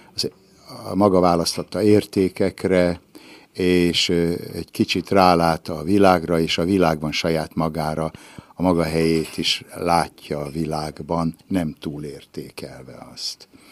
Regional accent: Ibrány, Szabolcs-Szatmár-Bereg, Hungary; moved away; a szülőházam még mindig áll, ez az Adi Endre utca 34-es szám, ott Ibrányban, és én abban a házban születtem

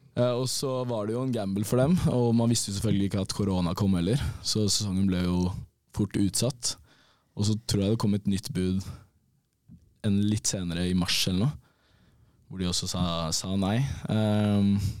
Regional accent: Bærum, Akershus, Norway; moved away as an adult; also born or lived in Molde; now in Denmark; det var ikke så mye hjemme i Bærum bortsett fra i ferier

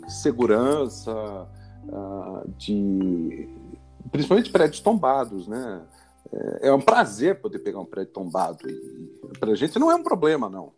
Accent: Rio Claro, São Paulo, Brazil; moved away as an adult; now in São Paulo, Brazil; Eu sou do interior de São Paulo, né? Eu sou de Rio Claro e vim fazer faculdade aqui em 86.

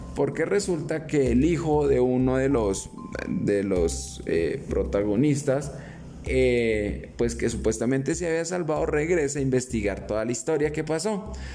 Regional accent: Colombia

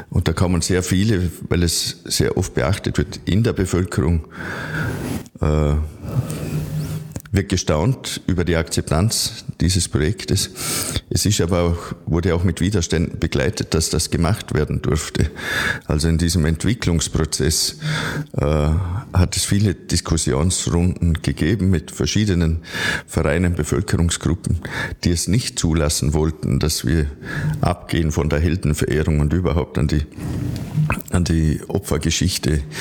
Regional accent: Vorarlberg, Austria; now in Vienna, Austria; Ich freue mich als halt, Vorarlberger hier in Wien sein zu dürfen, um äh, auch mitzuteilen, über was wir im Bregenzer Wald alles nachdenken.

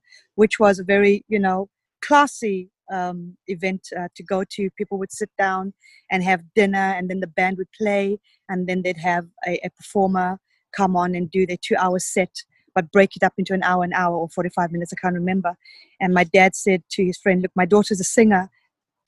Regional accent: Zimbabwe; moved away as an adult; also born or lived in Zambia; now in England; I was born in Zambia and I grew up in Zimbabwe.

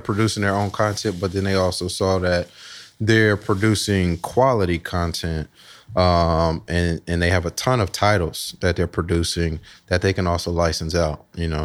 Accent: Columbus, Ohio, United States; grew up Southside, Columbus, uh, Lockbourne, Smith area. Went to Marion Franklin High School

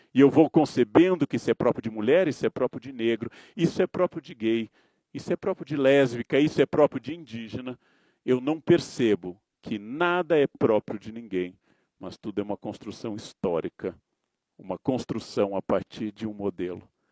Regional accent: Brazil; Eu nasci homem, eu nasci branco no Brasil

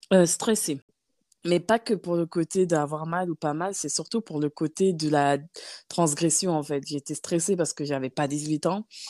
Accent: Nancy, Grand Est, France; moved away as an adult; also born or lived in Gabon / Paris, France; now in Luxembourg; vers l'âge de 10 ans, j'ai, euh, je suis allée vivre chez ma tante à Nancy

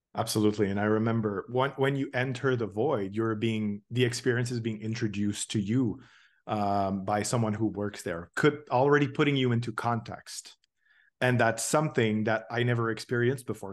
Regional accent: Toronto, Ontario, Canada; I'm from Toronto, and uh, we had two Void locations here

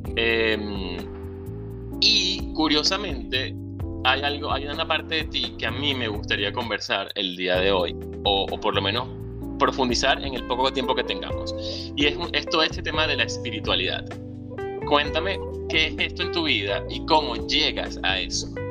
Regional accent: Venezuela; moved away; Soy venezolano, emigrante, ciudadano del mundo y un soñador

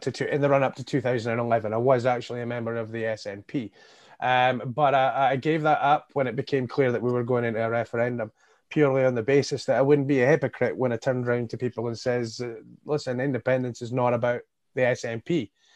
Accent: Hawick, Scotland, United Kingdom; also born or lived in Edinburgh / Crossgates, Dunfermline; now in Dunfermline, United Kingdom; in my childhood years, I, I lived, uh, in Hoyk in the Scottish borders

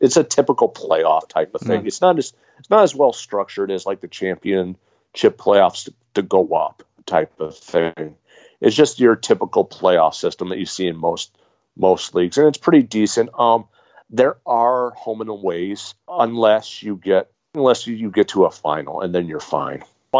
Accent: United States; as an American fan

